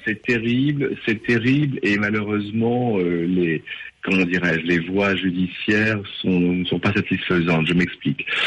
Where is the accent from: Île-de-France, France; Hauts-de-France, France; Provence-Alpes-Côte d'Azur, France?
Hauts-de-France, France; les Hauts-de-France, donc ma région d'origine